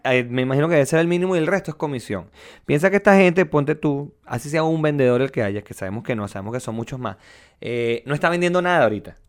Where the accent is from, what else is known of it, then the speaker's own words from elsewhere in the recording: Venezuela; now in Chile; tú y yo somos venezolanos